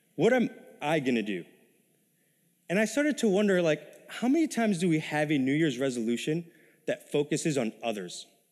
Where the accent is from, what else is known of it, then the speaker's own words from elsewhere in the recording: New York City, New York, United States; moved away as an adult; also born or lived in Texas; now in Minnesota, United States; I was ori-, originally born and raised in New York City, nineteen years of my life, all right? It wa-, kinda more in the ghetto in Queens, New York